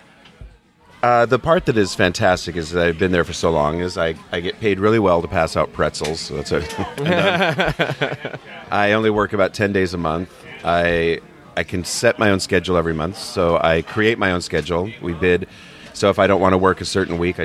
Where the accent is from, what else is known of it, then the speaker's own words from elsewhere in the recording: Pacific Northwest, United States; moved away as an adult; also born or lived in Hawaii / Hayden Island, Portland, Oregon; now in Vancouver, Washington, United States; I was born in the Pacific Northwest, but I moved away when I was 24 to Hawaii